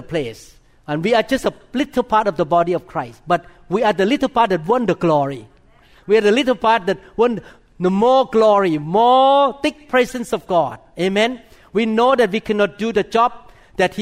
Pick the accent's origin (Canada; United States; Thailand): Thailand; moved away; I was born in Thailand